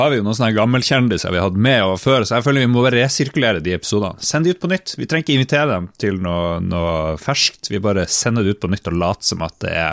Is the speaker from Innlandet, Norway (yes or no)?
no; Harstad, Troms, Norway; Vi er jo fra Harstad begge to.